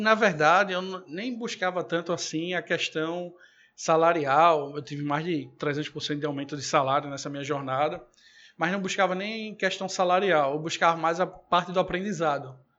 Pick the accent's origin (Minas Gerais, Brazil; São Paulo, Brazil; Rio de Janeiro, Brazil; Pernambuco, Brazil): Pernambuco, Brazil; Recife; Eu venho de uma família aqui humilde do, do Recife e fui criado mais parte, boa parte da minha infância, e adolescência